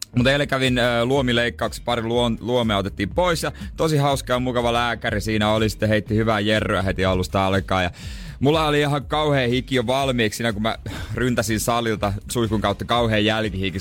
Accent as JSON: {"language": "Finnish", "town": "Seinäjoki", "region": "South Ostrobothnia", "country": "Finland", "tie": "born or raised there", "moved": "yes"}